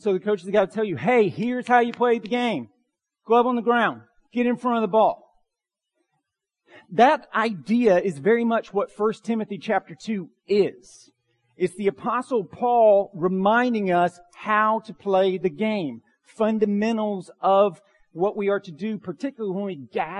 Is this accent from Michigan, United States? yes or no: no; Bartow County, Georgia, United States; Growing up in Bartow County